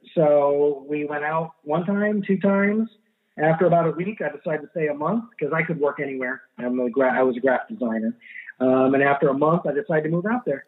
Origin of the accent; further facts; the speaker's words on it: Miami, Florida, United States; also born or lived in Ann Arbor, Michigan / California; I was uh, raised here in Miami. I was born in Ann Arbor, Michigan